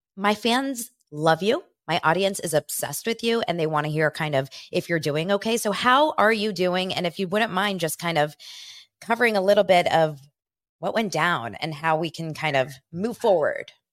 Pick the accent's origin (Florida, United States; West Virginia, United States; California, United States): California, United States; Los Angeles; born or raised there